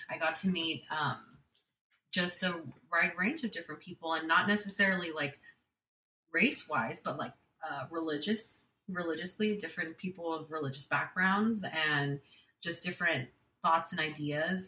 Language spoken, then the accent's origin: English; San Jose, California, United States; I was born and raised in San Jose, California.